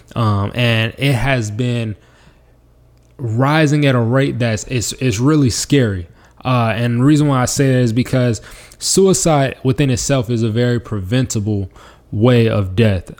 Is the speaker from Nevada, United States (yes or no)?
yes; Las Vegas, Nevada, United States; moved away; my hometown of Las Vegas, Nevada